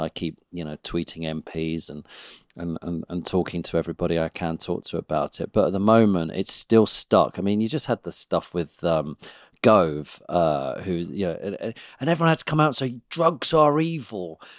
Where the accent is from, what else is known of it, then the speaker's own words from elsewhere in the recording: United Kingdom; as British people